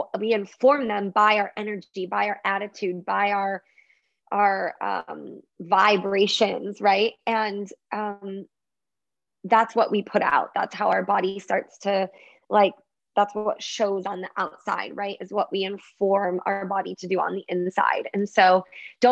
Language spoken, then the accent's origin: English; Michigan, United States; I grew up in Michigan, so I was around a lot of water